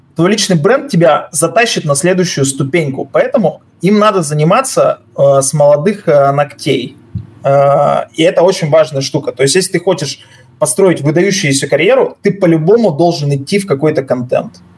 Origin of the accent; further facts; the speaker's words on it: Yekaterinburg, Sverdlovsk Oblast, Russia; moved away as an adult; now in Cyprus; я уралец